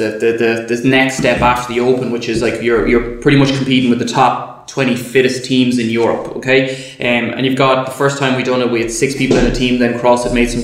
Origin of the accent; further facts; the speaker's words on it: Galway, Connacht, Ireland; moved away; I'm from Galway originally.